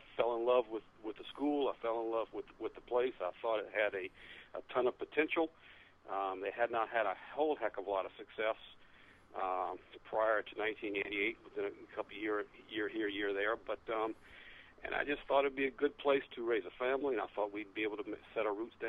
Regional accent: Savannah, Georgia, United States; moved away as an adult; now in Martha's Vineyard, United States; Actually, it was 1988 that we moved up. I'm originally from Savannah, Georgia. When I was married a Martha's Vineyard girl, we lived in Savannah.

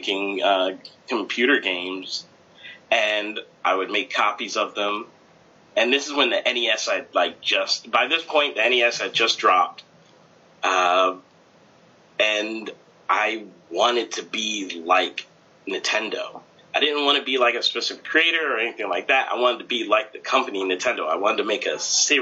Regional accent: United States; I was born in the States

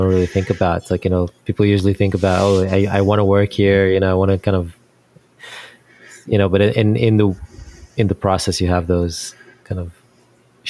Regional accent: Israel; moved away as an adult; now in United States; I'm from Israel originally, and that's where I kind of got my first start

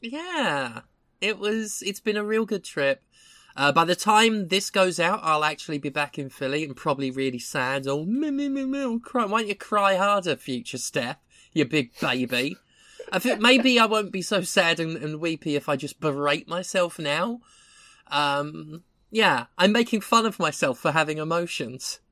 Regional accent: Erith, London, United Kingdom; moved away; I went to my hometown. It is still a bleak, dead shithole.

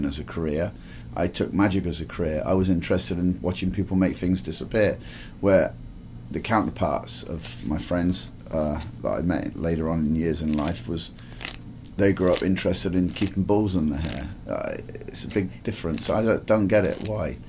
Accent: Didcot, South East England, United Kingdom; moved away as an adult; also born or lived in New York / Key West; Growing up, I grew up in a place called Didcot, Oxfordshire

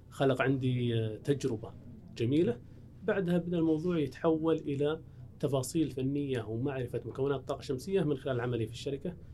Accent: Saudi Arabia

